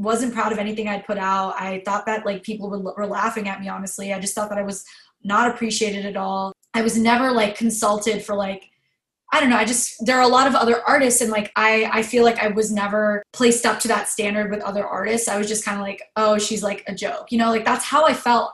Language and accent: English; United States; who I grew up to be in America